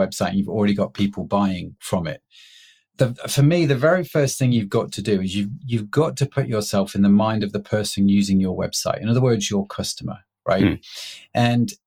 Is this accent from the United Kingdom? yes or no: yes; United Kingdom; I'm a British middle-class guy